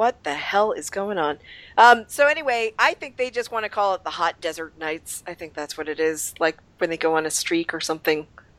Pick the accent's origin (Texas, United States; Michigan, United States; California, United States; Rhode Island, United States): Rhode Island, United States; we're both from Rhode Island, so we're the Rhode Island faction